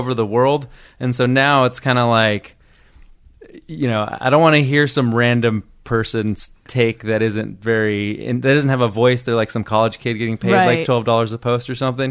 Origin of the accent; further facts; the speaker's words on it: Del Rey, California, United States; moved away as an adult; also born or lived in New York; I grew up in the Central Valley, in a place called Del Rey, which is like in Fresno County.